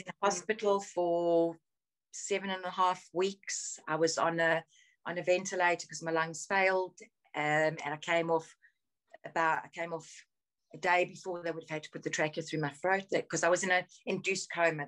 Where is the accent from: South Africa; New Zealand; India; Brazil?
South Africa; moved away as an adult; now in United Kingdom; I grew up in South Africa. I was born in South Africa